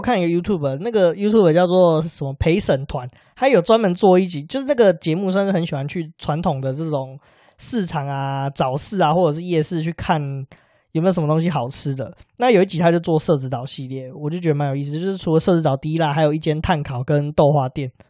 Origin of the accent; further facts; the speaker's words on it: northern Taiwan, Taiwan; 因为我们是北部人，大概是这样，